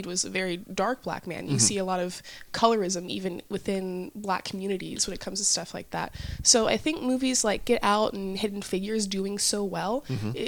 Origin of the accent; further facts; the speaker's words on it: Nashville, Tennessee, United States; also born or lived in St. Louis, Missouri; now in California, United States; I grew up in Nashville, Tennessee